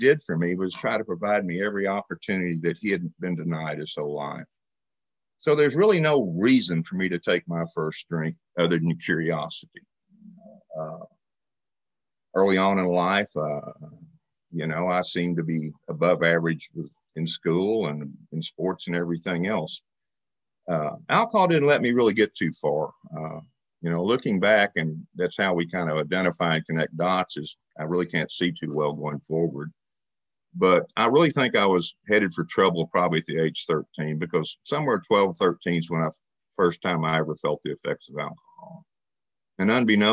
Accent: Dallas, Texas, United States; moved away as an adult; now in Joplin, United States; I'm from Dallas, Texas. A year ago, I moved to Joplin

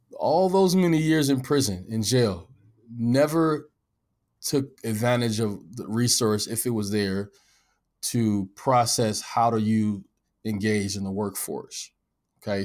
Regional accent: Omaha, Nebraska, United States; I'm from North Omaha

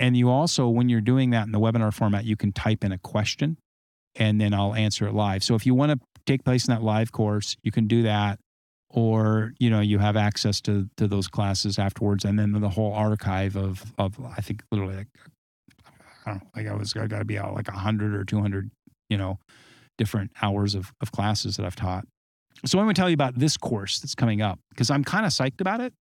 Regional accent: Southern California, United States; also born or lived in Arizona / Colorado / Nevada / Great Lakes; now in Great Lakes region, United States; Southern California climate where I grew up

